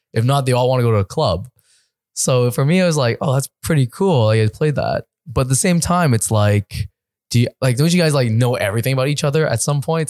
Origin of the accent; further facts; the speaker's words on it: East Coast of Canada, Canada; moved away as an adult; now in Los Angeles, United States; I'm from the East